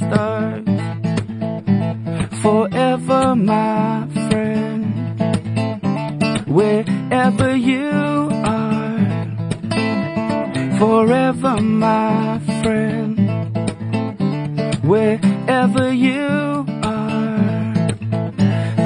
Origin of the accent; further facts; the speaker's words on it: South Africa; my hometown of Mamzantodi